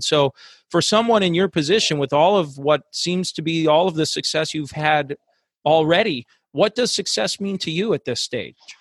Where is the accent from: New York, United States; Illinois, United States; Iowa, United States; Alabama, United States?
Illinois, United States; Chicago; moved away; my roots are back in Chicago. I'm originally from from the Chicago area